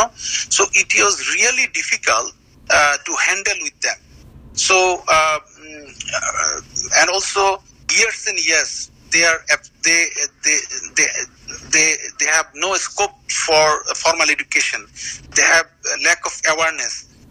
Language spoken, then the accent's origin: English; Chittagong Division, Bangladesh; accent: Chittagonian; we are from the Chittagongs and the Chittagonian dialect is very